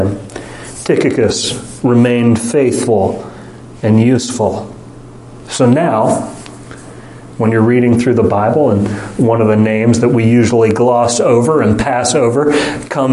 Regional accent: United States; we, as American Westerners

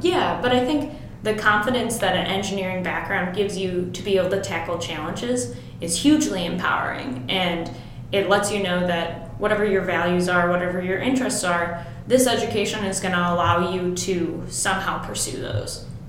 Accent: Mount Prospect, Illinois, United States; moved away as an adult; now in Champaign, United States; I uh, grew up in Mount Prospect, which totally. is a suburb of the Chicago

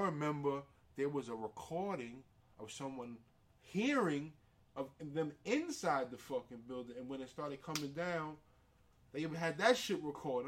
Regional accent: New York City, New York, United States; I come from so many different communities, living in the Bronx, growing up in St. Mary's

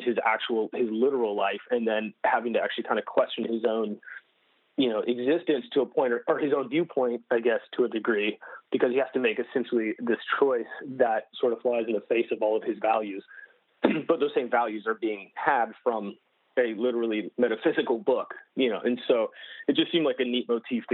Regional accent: North Carolina, United States; moved away as an adult; now in Los Angeles, United States; I grew up in North Carolina on the East Coast

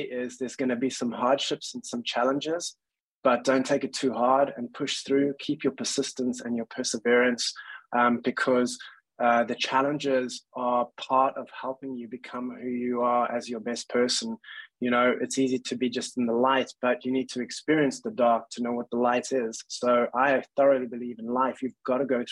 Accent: Cape Town, Western Cape, South Africa; moved away as an adult; also born or lived in London, United Kingdom; I came from Cape Town in South Africa and I was born and raised there

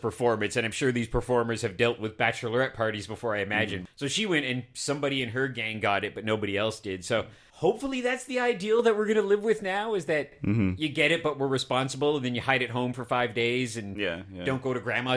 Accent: Canada; I'm a Canadian

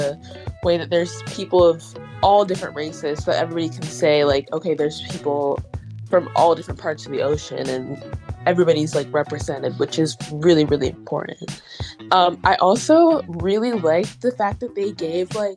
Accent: Nigeria; I'm Nigerian

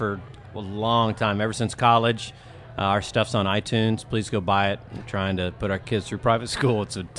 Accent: Fort Worth, Texas, United States; I'm from Fort Worth.

